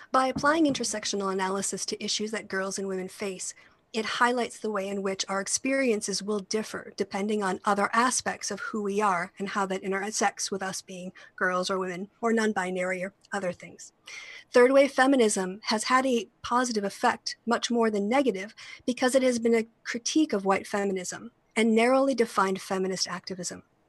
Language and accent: English; United States; my home country of the United States